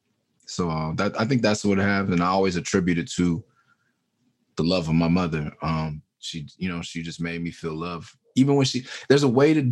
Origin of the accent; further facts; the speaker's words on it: Los Angeles, California, United States; also born or lived in San Francisco Bay Area; Before anyone said Mid-City on the record, I was from Mid-City